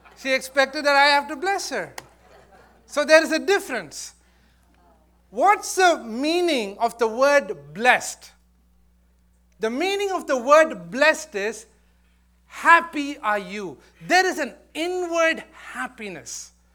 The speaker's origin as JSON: {"language": "English", "country": "India", "tie": "born or raised there", "moved": "yes", "said": "I, I was born and brought up there."}